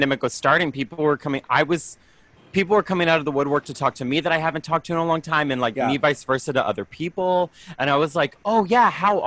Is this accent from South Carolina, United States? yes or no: yes; Greenville, South Carolina, United States; also born or lived in Brooklyn; now in New York, United States; I'm from Greenville, South Carolina. So like the upstate area, Appalachian area.